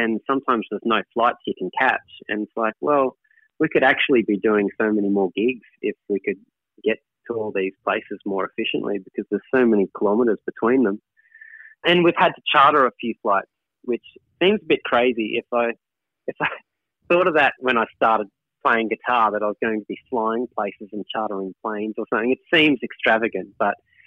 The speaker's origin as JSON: {"language": "English", "town": "Toowoomba", "region": "Queensland", "country": "Australia", "tie": "born or raised there", "said": "my hometown of Toowoomba. And I've got so many, you know, family and friends here"}